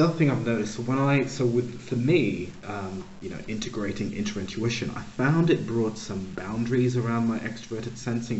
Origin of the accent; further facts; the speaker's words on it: Pittsburgh, Pennsylvania, United States; also born or lived in Uganda; So I was born in Uganda. Uh, we moved to the States when I was very, very young, about one or two, grew up in Pittsburgh, Pennsylvania.